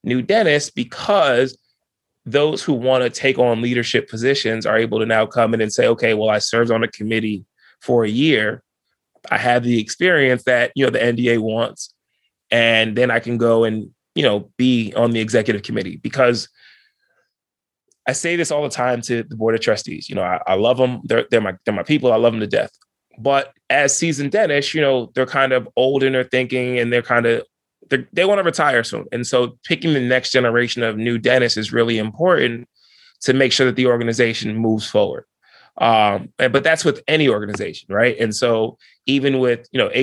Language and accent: English; New Jersey, United States; I was from New Jersey